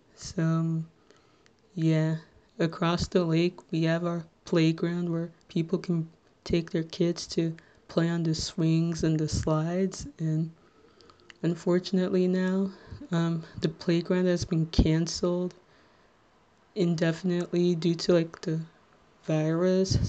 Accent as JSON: {"language": "English", "town": "Little Ferry", "region": "New Jersey", "country": "United States", "said": "I am from Little Ferry, New Jersey, which, if you're not familiar with, it's in Bergen County, the neighboring town between Hackensack and Teaneck"}